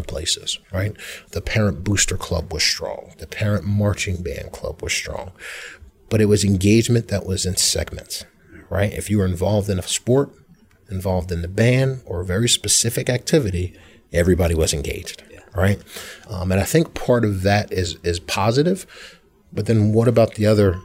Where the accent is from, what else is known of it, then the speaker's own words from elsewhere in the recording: Philadelphia, Pennsylvania, United States; also born or lived in Hatboro-Horsham, Pennsylvania; I grew up in North Philadelphia, and my family made the decision to move out here when I was a freshman